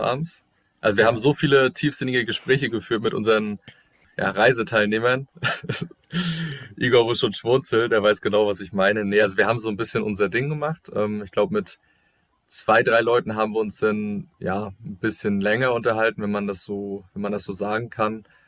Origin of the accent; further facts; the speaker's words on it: Germany; bei uns in Deutschland